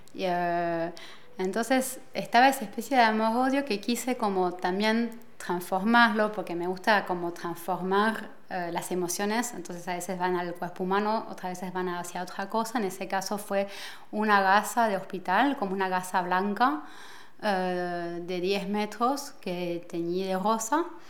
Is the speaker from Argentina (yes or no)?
yes; Argentina; moved away as an adult; now in Paris, France; me crié acá en París hasta los 10 años y luego, por una decisión de mi madre, nos fuimos a ir a Argentina y a los 25 años em, he decidido regresar a París